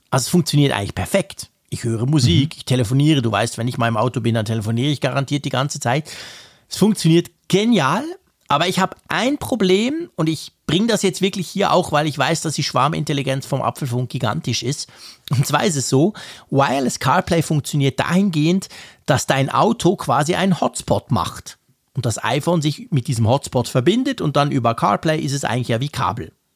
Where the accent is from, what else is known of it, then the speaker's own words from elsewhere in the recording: Switzerland; als Schweizer